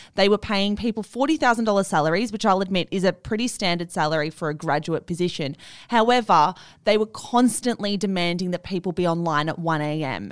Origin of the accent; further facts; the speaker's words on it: Melbourne, Victoria, Australia; I'm from Melbourne